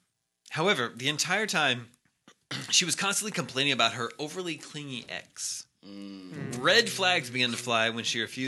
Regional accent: Fayetteville, Arkansas, United States; I'm from Fayetteville, Arkansas.

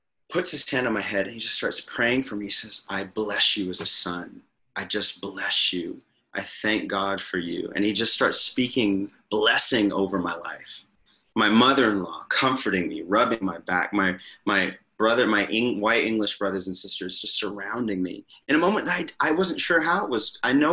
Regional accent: United States; I'm the American in the group

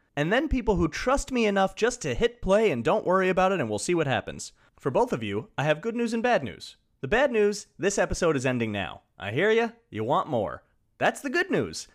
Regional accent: Long Island, New York, United States; I'm from Long Island. I'm living there right this moment, recording it

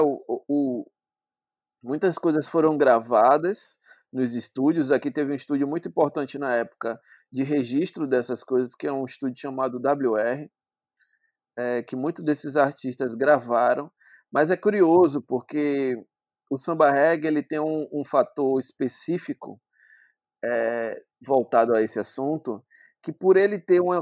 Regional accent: Salvador, Bahia, Brazil; Eu sou natural daqui de Salvador mesmo

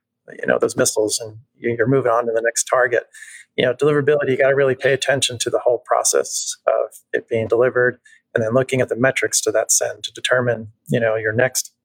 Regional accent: New Jersey, United States; I'm from Jersey

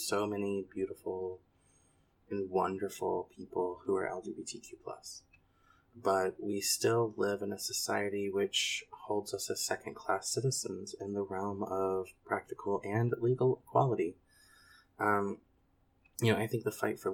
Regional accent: central Louisiana, United States; moved away as an adult; also born or lived in North Carolina / Thibodaux, Louisiana / Virginia; I was born in North Carolina, but grew up in central Louisiana

